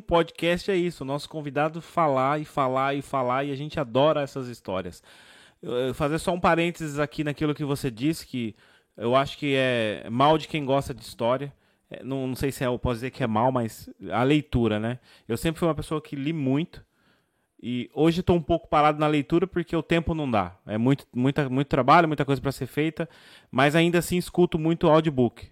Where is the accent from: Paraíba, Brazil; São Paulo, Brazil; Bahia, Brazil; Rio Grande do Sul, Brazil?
São Paulo, Brazil; moved away as an adult; also born or lived in Rio Claro, São Paulo; now in Portugal; sou de São Paulo, São Paulo, mas nos últimos anos eu, eu vivi quatro anos em Rio Claro, interior de São Paulo